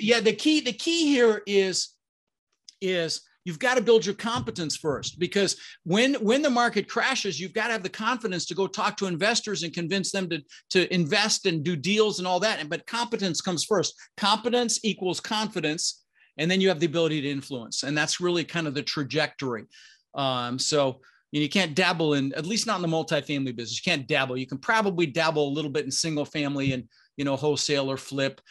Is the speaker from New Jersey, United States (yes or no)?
no; Denver, Colorado, United States; also born or lived in Netherlands; we ended up in Denver, Colorado, and we really struggled growing up